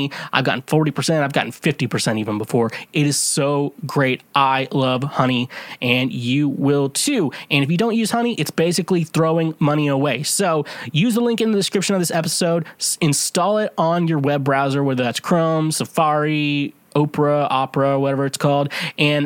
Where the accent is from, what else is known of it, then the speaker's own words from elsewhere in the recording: Midwest, United States; I'm from the Midwest